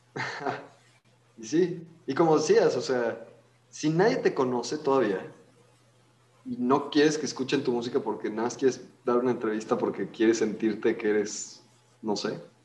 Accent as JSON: {"language": "Spanish", "town": "León", "region": "Guanajuato", "country": "Mexico", "said": "somos una banda de León, este, Guanajuato"}